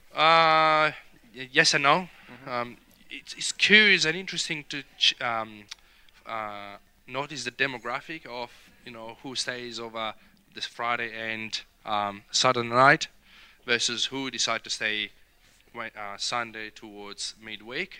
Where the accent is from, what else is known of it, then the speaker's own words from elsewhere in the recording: Rome, Lazio, Italy; accent: Italian; English is a second language; moved away as an adult; also born or lived in Verona area, Italy; now in King Valley, Australia; I was born in Rome